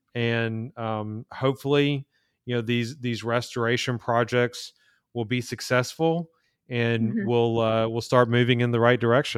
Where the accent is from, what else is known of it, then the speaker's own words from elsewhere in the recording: Birmingham, Alabama, United States; So I'm from Alabama, Birmingham, and so we have great water there.